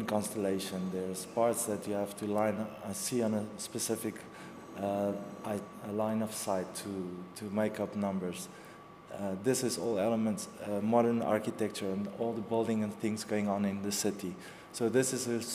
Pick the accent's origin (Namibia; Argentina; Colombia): Namibia; moved away as an adult; also born or lived in South Africa; now in Lisbon, Portugal; I'm born in Namibia, from Namibia. I have dual citizenship. I'm also from South Africa. I moved here 3 years ago